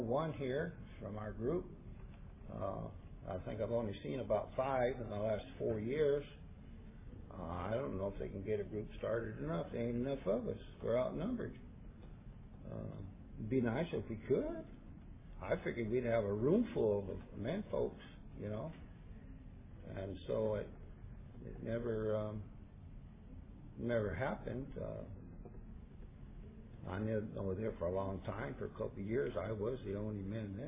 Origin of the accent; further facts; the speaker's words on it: Santa Cruz, California, United States; I'd born and raised in Santa Cruz